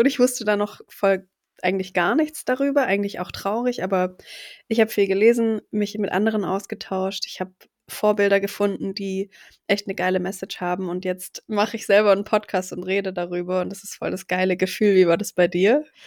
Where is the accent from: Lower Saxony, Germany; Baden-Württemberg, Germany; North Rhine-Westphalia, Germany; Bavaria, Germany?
Baden-Württemberg, Germany; Stuttgart; dass Stuttgart eben meine Heimat ist